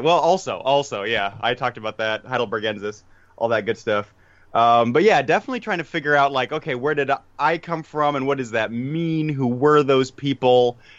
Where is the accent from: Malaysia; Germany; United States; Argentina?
Germany; also born or lived in Prague, Czechia; Yeah, I mean, I grew up in Germany, so that kind of gives me my history of Germany component, or I lived in Prague.